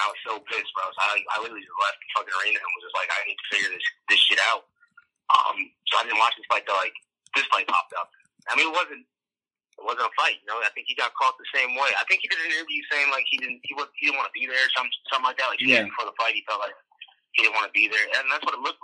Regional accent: Chicago, Illinois, United States; we're in Chicago. So it was like all my hometown

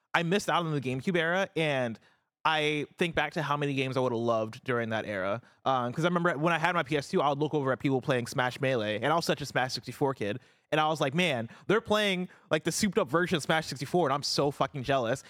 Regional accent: Champaign, Illinois, United States; now in San Francisco, United States; I grew up in Champaign, Illinois

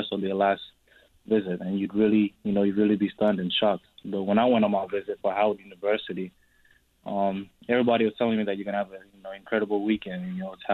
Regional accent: Australia; also born or lived in South Sudan / Canada; now in United States; I'm South Sudanese, you know. I grew up in Australia.

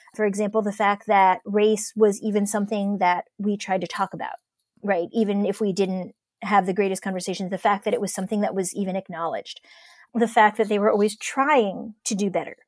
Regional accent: Cleveland, Ohio, United States; moved away; growing up in Ohio, and particularly in Cleveland in the nineties

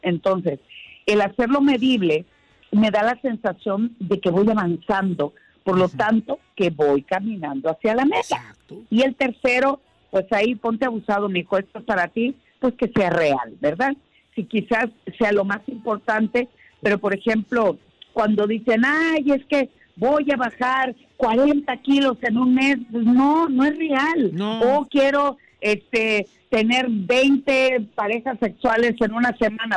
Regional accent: Sinaloa, Mexico; moved away; desde mi tierra que llegué hoy por la mañana y me recibió un tremendo desayuno sinaloense.

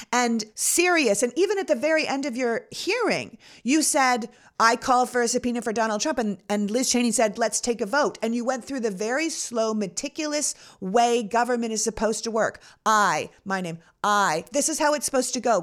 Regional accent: Toronto, Ontario, Canada; now in United States; I was born in Toronto

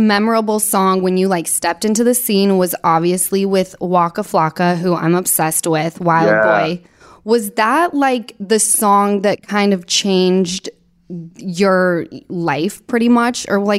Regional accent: Utah, United States; moved away; I grew up in Utah

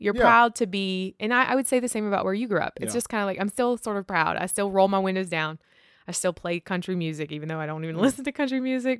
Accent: Rustburg, Virginia, United States; born there; my dad was born in Rustburg. I was born in Rustburg, you know, and so his whole family, 7 brothers, 2 sisters, there's 9 of them total.

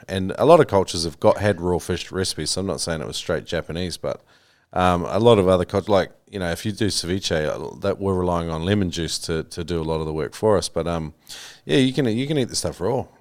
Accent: New Zealand; I grew up with in New Zealand

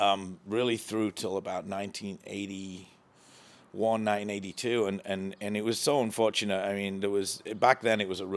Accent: Redcar, North East England, United Kingdom; I'm originally from England. I was born in the UK. I was brought up in the north of England. For those that you know the area, about 20 miles below Newcastle, in a place called Redcar.

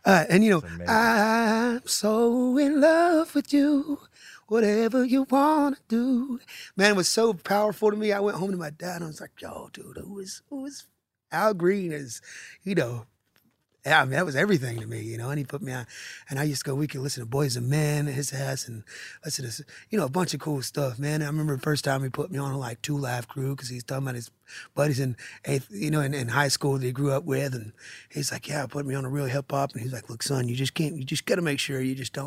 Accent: Conyers, Georgia, United States; We're Metro Atlanta, but my hometown is Conyers, Georgia, but Rockdale County, Georgia

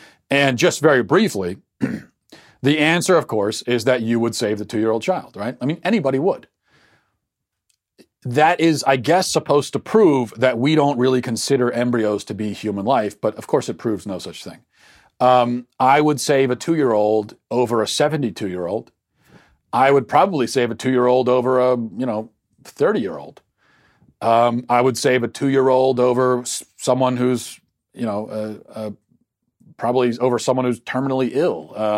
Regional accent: Philadelphia, Pennsylvania, United States; But I'm from Philadelphia.

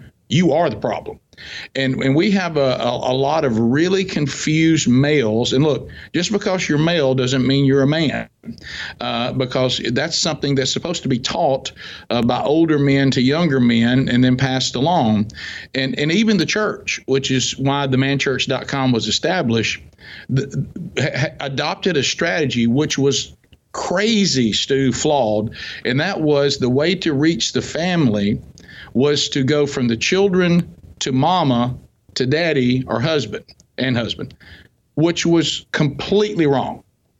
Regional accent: the South, United States; I'm from the South, so everybody goes to church.

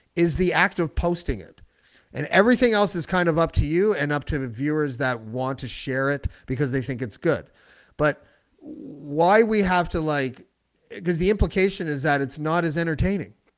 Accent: Canada

